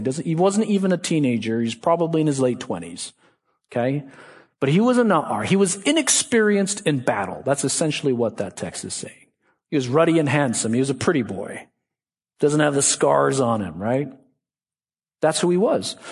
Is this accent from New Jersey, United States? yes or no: no; Boston, Massachusetts, United States; I'm from Boston